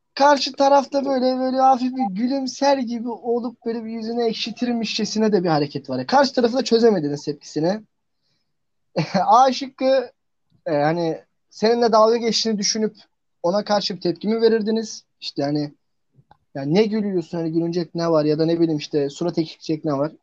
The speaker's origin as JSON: {"language": "Turkish", "region": "Trabzon", "country": "Turkey", "said": "Ben Trabzonluyum"}